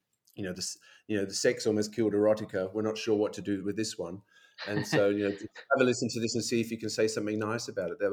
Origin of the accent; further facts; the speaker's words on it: Brisbane, Queensland, Australia; moved away as an adult; also born or lived in Sydney / London; I moved from Brisbane after I finished my university degree, moved to Sydney with my then boyfriend